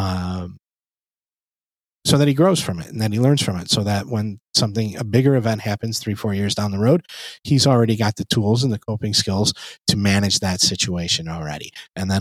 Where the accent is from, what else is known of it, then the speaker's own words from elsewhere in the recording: United States; I was born and raised in the States